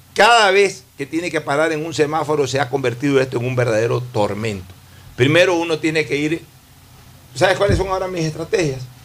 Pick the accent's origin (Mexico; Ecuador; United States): Ecuador; como ecuatoriano